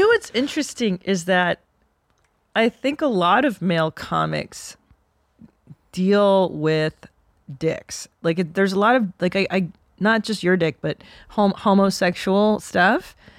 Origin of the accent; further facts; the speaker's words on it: Southern California, United States; I grew up in Southern California